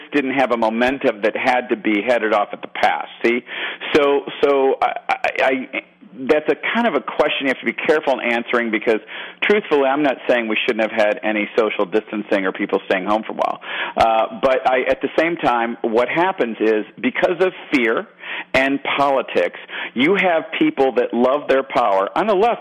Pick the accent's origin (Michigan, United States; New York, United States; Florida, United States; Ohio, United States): Michigan, United States; now in Georgia, United States; I'm from Michigan, I live in Georgia now